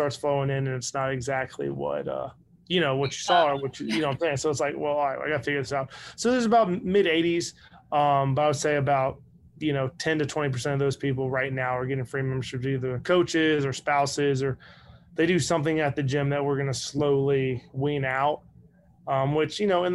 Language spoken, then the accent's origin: English; Northern Virginia, United States; now in Saraland, United States; I'm from Northern Virginia.